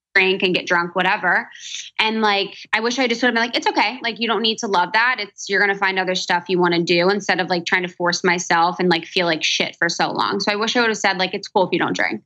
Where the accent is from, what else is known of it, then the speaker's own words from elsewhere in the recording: Cincinnati, Ohio, United States; also born or lived in Chicago / New York; now in Los Angeles, United States; I'm from Ohio, from Cincinnati